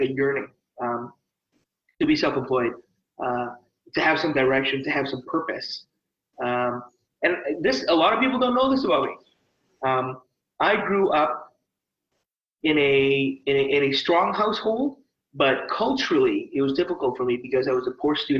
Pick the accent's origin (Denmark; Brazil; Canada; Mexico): Canada; Langley, British Columbia; also born or lived in Edmonton, Alberta; I grew up in Langley, British Columbia